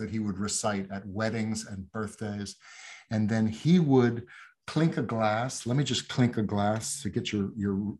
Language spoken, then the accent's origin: English; New York City, New York, United States; I grew up in New York. I said I was I'm a 13th generation New Yorker, so I grew up in this city